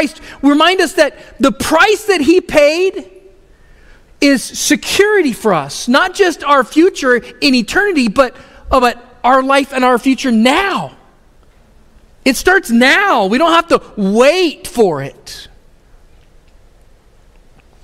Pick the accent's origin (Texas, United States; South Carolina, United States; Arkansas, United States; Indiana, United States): Texas, United States; Houston; I grew up in Houston area, which is the Gulf Coast